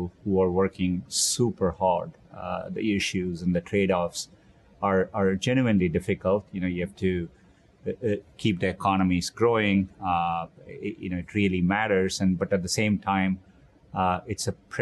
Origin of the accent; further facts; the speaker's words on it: Chennai, Tamil Nadu, India; moved away as an adult; now in United States; I grew up in Chennai, India